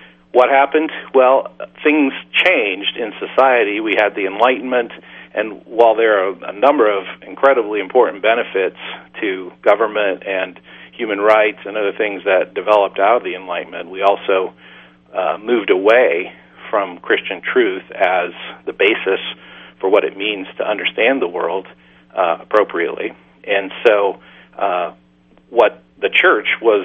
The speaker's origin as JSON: {"language": "English", "town": "Kansas City", "region": "Missouri", "country": "United States", "moved": "yes", "lives_now": "New York City, United States", "said": "I'm from the Midwest. I'm from the Kansas City, Missouri area, and so I went to a Baptist college, William Jewell College, which was just north of Kansas City"}